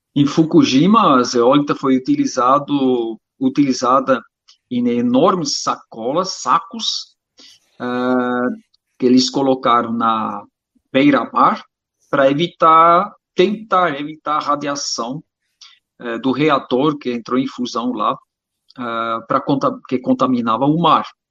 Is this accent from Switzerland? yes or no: yes; Switzerland; eu sou suíço, naturopata